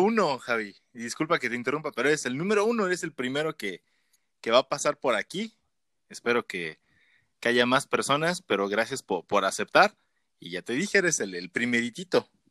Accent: Mexico; no tenemos en México todavía

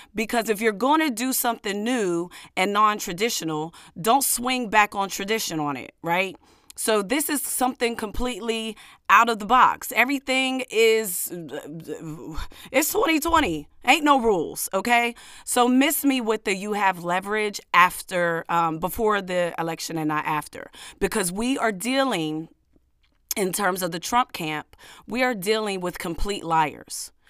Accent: United States; I am an American black woman, an American descendant of slaves

